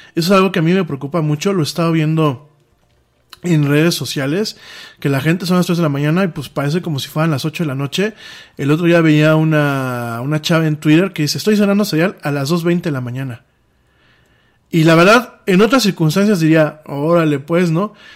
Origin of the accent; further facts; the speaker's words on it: Mexico; lo que pasa en mi país